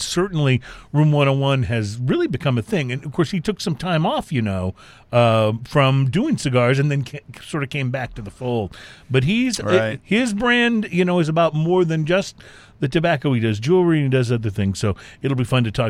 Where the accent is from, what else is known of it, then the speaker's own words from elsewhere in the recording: the South, United States; I grew up in the South